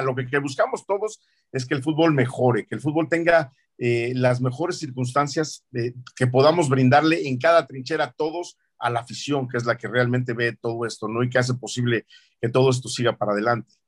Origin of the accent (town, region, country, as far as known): Mexico